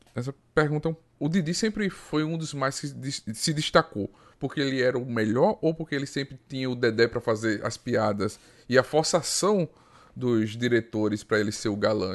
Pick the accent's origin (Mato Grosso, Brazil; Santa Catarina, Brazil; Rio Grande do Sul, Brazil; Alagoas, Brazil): Alagoas, Brazil; Arapiraca; Eu sou de Arapiraca, Alagoas